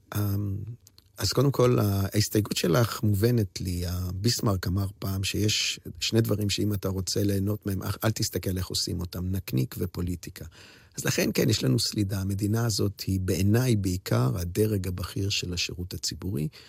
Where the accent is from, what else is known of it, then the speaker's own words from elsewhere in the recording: Jerusalem, Jerusalem District, Israel; כילד הסתכלתי, למדתי בבית ספר, בתי ספר, זו תקופת האינטגרציה בירושלים